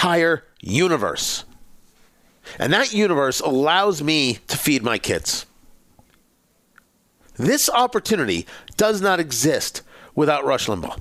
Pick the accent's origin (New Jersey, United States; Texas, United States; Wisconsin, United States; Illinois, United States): New Jersey, United States; Middletown; growing up in Middletown, New Jersey, it was the Howard Johnsons on Route 35